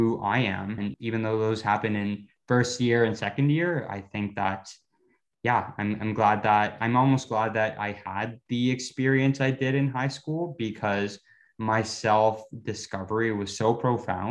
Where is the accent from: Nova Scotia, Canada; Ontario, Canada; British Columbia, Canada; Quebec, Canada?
Ontario, Canada; Ottawa; also born or lived in Bogota, Colombia / Curaçao; I grew up in Ottawa, largely in the suburbs of Ottawa, called Barrhaven